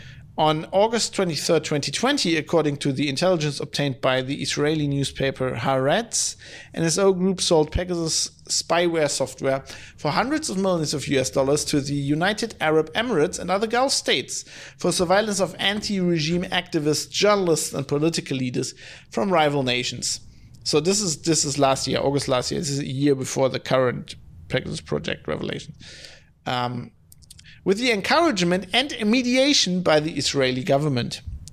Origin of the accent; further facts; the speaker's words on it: Germany; English is a second language; You know, I'm from Germany, so there's I don't have as much contact with Yiddish as people from the US